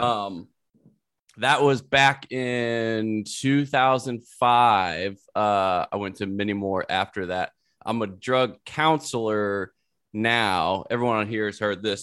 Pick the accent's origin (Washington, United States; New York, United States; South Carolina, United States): South Carolina, United States; moved away; also born or lived in Louisiana; I'm from there.